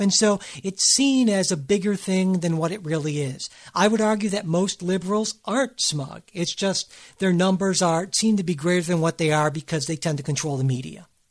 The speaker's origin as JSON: {"language": "English", "town": "Cleveland", "region": "Ohio", "country": "United States", "said": "I'm from Cleveland, which is very much a working class, kind of underdog sort of city"}